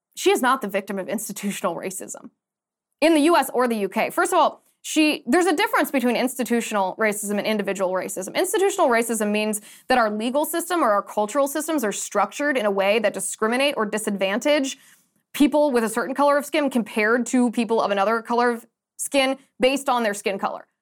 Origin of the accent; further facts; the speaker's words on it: United States; I'm very American